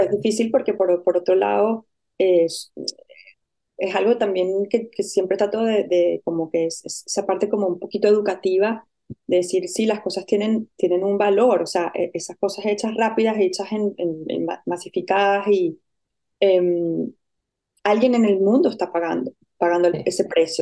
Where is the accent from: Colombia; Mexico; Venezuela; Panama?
Venezuela; moved away as an adult; also born or lived in Caracas / Madrid / Barcelona; yo soy venezolana y fui a la Universidad Central de Venezuela